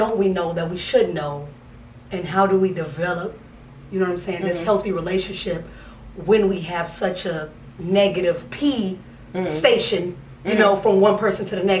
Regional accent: Los Angeles, California, United States; I'm from California, from Los Angeles.

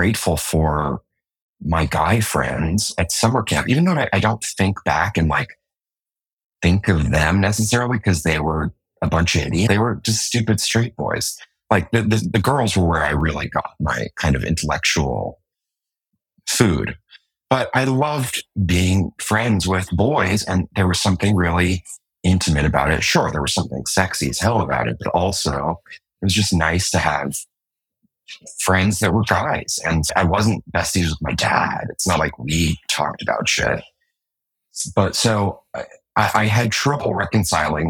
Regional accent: New York City, New York, United States; I'm from Manhattan

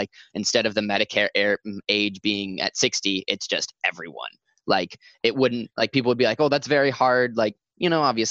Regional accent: Central Point, Oregon, United States; also born or lived in Medford, Oregon; And I'm from Medford. I'm from Central Point.

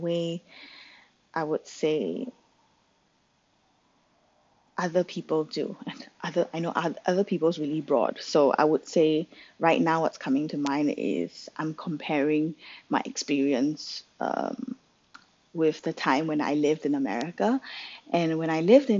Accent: Singapore; I grew up in Singapore

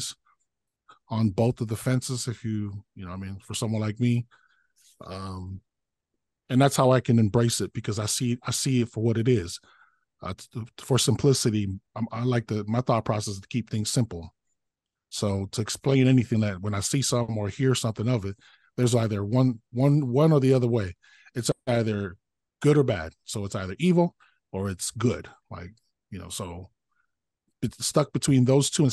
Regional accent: Samoa; now in United States; growing up in Samoa, and funny, out here in the United States

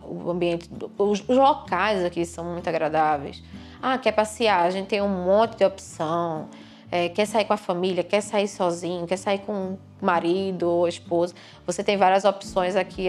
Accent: Paulista, Pernambuco, Brazil; moved away as an adult; also born or lived in Lisbon, Portugal; now in Braga, Portugal; sou brasileira, de Paulista, interiorzinho lá de Pernambuco. Eu estou aqui em Braga há dois anos e meio

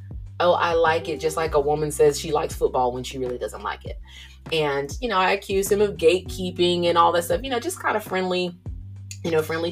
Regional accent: Georgia, United States; me coming from the South, I'm from Georgia.

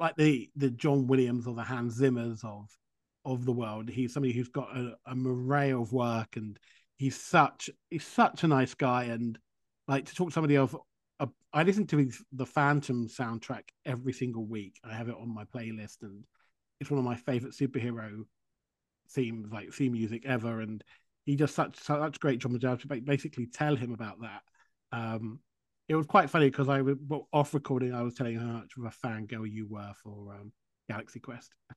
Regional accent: United Kingdom; now in Vermont, United States; I live in Vermont and I'm British

